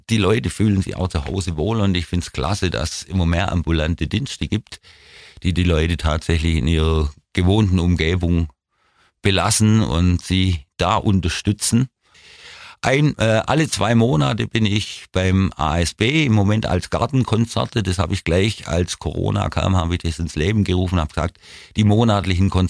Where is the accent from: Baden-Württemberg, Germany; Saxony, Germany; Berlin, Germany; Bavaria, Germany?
Baden-Württemberg, Germany; Ulm; Ich bin in der Weststadt groß geworden. Das Viertel ist eigentlich hauptsächlich als Postdörfle bekannt